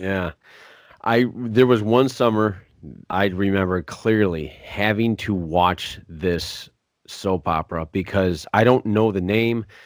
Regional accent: Williams Bay, Wisconsin, United States; born or raised there

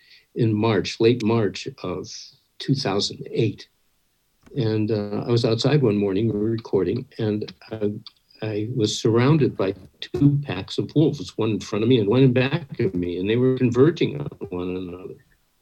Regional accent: Midwest, United States; I grew up in the American Midwest in a family that was terrified of animals.

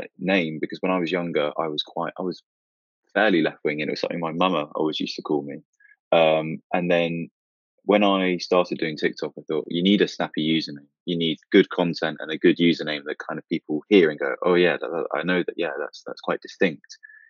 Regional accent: Milton Keynes, South East England, United Kingdom; also born or lived in London; I grew up on the outskirts of Milton Keynes

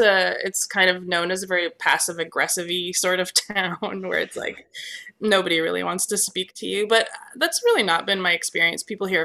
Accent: Canada; as a Canadian, this goes back to our discussion

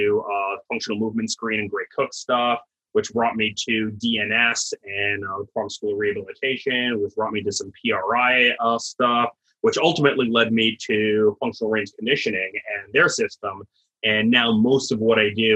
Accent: Canada; moved away as an adult; also born or lived in Dallas, Texas, United States; now in Florida, United States; I'm originally Canadian, did my undergrad there

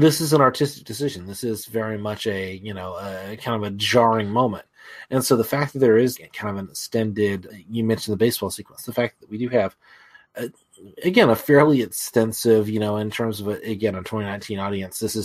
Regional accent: United States; as an American

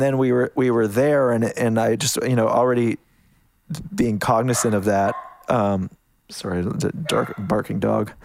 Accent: Canada; moved away as an adult; now in United States; I, I'm Canadian. I kind of, um, snuck down to the States

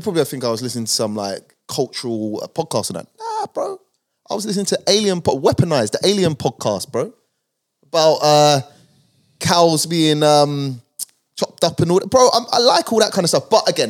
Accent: London, United Kingdom; So, Northwest London, originally. More inner when I was younger, but moved out to Harrow and basically spent my childhood up to adulthood in Harrow, Northwest London, Rainers Lane, to be precise.

